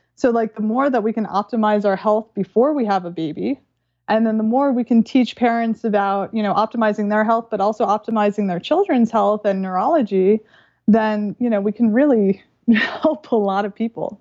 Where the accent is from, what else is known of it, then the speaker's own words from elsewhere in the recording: New York, United States; I'm from New York